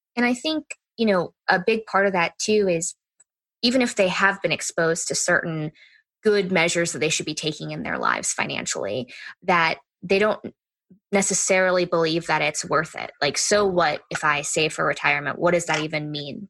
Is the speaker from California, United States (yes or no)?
no; Florida, United States; moved away as an adult; now in Hawaii, United States; We're from Florida, so we don't know anything about the winter